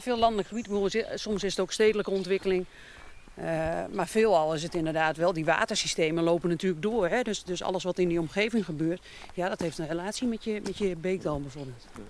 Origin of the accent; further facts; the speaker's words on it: Veluwe, Gelderland, Netherlands; now in Groningen, Netherlands; ik kom van de Veluwe. Dus dit is meer het landschap van mijn jeugd